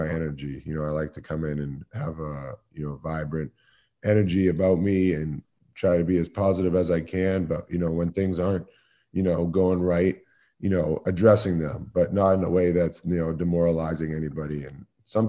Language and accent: English; Boston, Massachusetts, United States; moved away as an adult; now in Philadelphia, United States; I was born and raised in Boston.